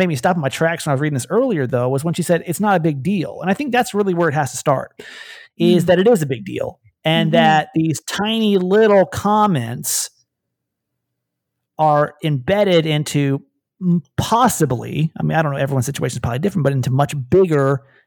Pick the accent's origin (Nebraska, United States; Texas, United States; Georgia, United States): Georgia, United States; moved away as an adult; now in California, United States; I was born and raised in Georgia